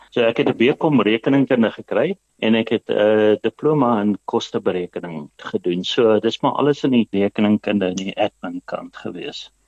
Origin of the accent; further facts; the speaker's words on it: Eastern Transvaal, Mpumalanga, South Africa; Ek is maar uit die ou Oos-Transvaal uit in Mpumalanga.